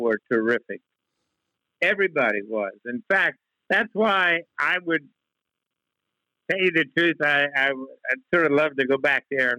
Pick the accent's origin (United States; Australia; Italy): United States; West Virginia; born or raised there; moved away